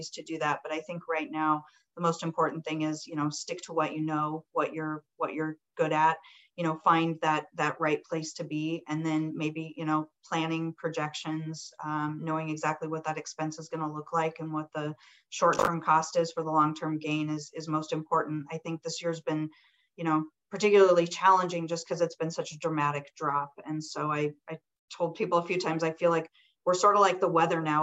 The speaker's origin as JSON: {"language": "English", "region": "Colorado", "country": "United States", "tie": "born or raised there", "said": "I grew up in Colorado"}